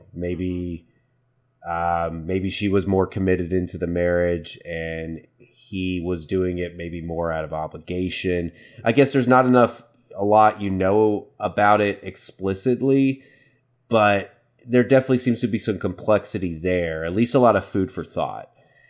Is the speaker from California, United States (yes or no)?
no; Waco, Texas, United States; Fun fact, I'm from Waco. I was born in Waco.